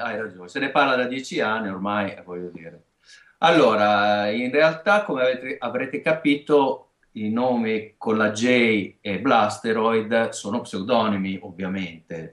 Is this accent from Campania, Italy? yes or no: no; Emilia-Romagna, Italy; accent: Romagnolo; siamo romagnoli, si sentirà anche, credo, da, da, da, dalla S e dalla